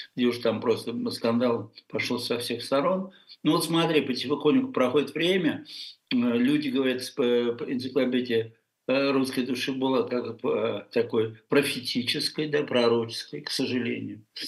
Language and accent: Russian; Russia; moved away as an adult; мы все в России воспитаны на французском